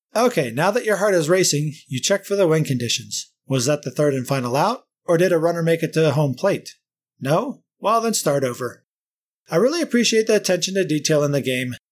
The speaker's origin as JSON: {"language": "English", "country": "United States", "tie": "born or raised there", "also_born_or_lived": "St. Louis, Missouri / Cincinnati, Ohio", "moved": "yes", "said": "Growing up in Saint Louis and Cincinnati in the late seventies to early eighties"}